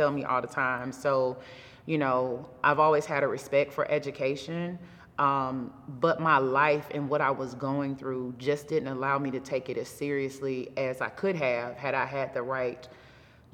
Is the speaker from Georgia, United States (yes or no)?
yes; Crawford, Georgia, United States; also born or lived in Atlanta, Georgia; my parents split when I was about 5. And that caused me to have to move to the country with my grandmother. And that's right outside of Oglethorpe County in a small town called Crawford, Georgia.